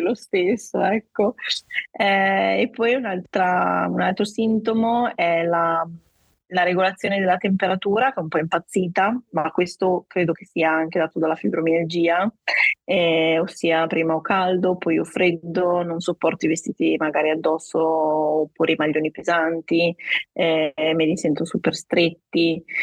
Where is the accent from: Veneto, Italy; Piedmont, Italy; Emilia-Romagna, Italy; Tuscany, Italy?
Emilia-Romagna, Italy; Guastalla; vengo dalla provincia di Reggio Emilia, un paesino chiamato Guastalla